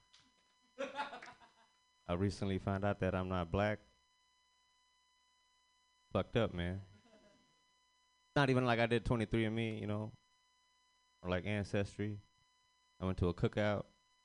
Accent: Fiji; I'm Indian, but I'm from Fiji

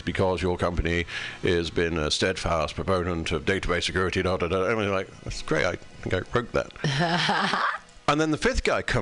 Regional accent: United Kingdom; I'm British

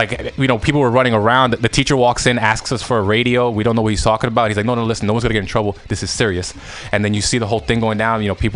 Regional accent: New York, United States; you're American, you're from New York

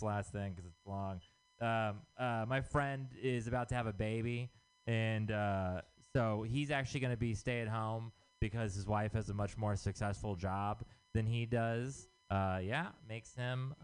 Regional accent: Texas, United States; moved away; I'm from Texas.

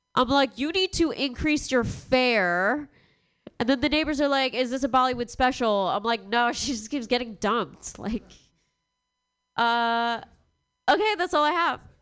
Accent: Long Island, New York, United States; moved away as an adult; I'm from Long Island, which is a super white uh, area in New York

